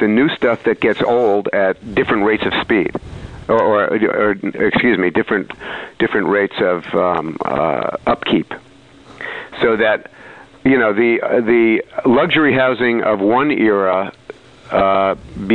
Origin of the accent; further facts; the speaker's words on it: New York, United States; also born or lived in Saratoga Springs, New York; now in Greenwich, New York, United States; I grew up in New York, as a boomer generation kid